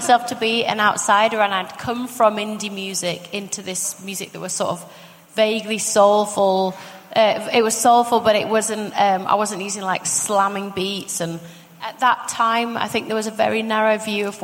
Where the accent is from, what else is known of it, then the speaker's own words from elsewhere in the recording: Leeds, Yorkshire and the Humber, United Kingdom; I was from Leeds and because I was working class